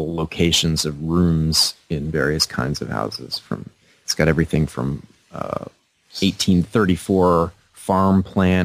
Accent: Bangor, Maine, United States; my hometown of Bangor

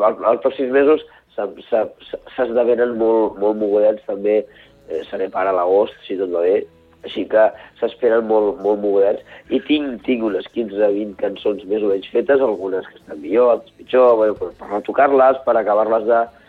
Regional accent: Barcelona, Catalonia, Spain; now in Vallès Occidental, Spain; he nascut al barri de Gràcia, soc barceloní, sí. i ara visc a, a, al Vallès Occidental

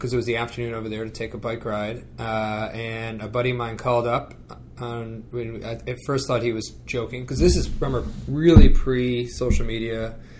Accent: United States; also born or lived in Giessen, Germany; when you walk around Germany as an American soldier, you stand out

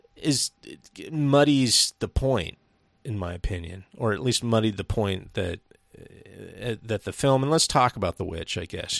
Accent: Seattle, Washington, United States; We're from the northwest of, uh, yeah, we're from Seattle

